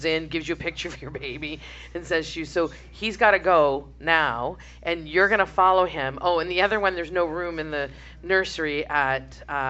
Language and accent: English; Winnipeg, Manitoba, Canada; moved away; also born or lived in Paris, Ontario; Like I'm from Saint Boniface.